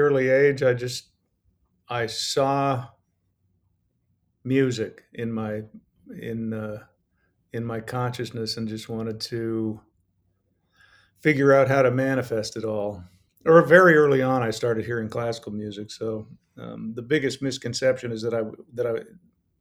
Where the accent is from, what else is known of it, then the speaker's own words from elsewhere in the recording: Colorado, United States; I grew up in Colorado